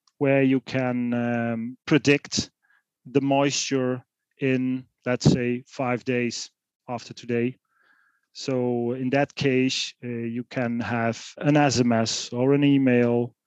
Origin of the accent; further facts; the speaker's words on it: Netherlands; also born or lived in Eindhoven; I was born in the Netherlands. You could say rural areas. It's on the German border, and I was born on a farm.